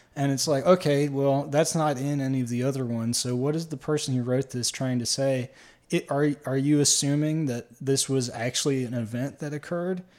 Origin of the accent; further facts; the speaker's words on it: Schuylkill County, Pennsylvania, United States; also born or lived in Grand Rapids, Michigan; now in Michigan, United States; one of the first learned words that I learned to spell in public school in T-, Schuylkill County was the word Schuylkill